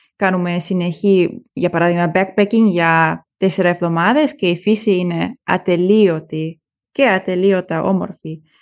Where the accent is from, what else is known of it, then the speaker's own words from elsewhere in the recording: Germany; Greek is a second language; είμαι Γερμανίδα και Ελληνίδα